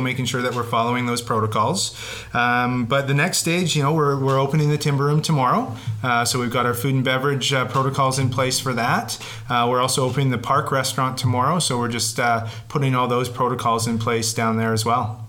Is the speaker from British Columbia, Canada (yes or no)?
yes; British Columbia, Canada; as British Columbians